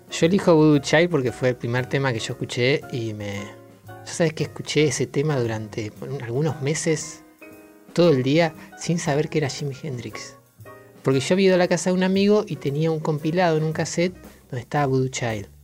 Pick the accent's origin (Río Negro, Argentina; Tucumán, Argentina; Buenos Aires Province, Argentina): Río Negro, Argentina; General Roca; Yo soy del sur, del Río Negro, General Roca ahí a 30 kilómetros de Neuquén